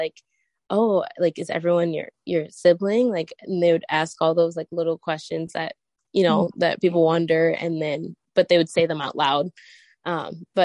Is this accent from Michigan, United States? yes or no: yes; Michigan, United States; I have been born and raised in Michigan.